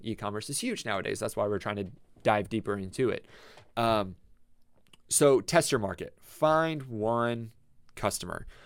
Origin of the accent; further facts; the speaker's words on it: Tampa, Florida, United States; now in Ocala, United States; I came from Tampa, like, I grew up in Tampa